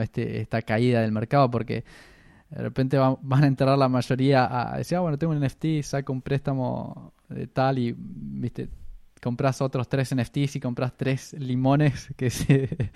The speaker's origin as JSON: {"language": "Spanish", "country": "Argentina", "moved": "yes", "lives_now": "Australia", "said": "nosotros venimos de Argentina"}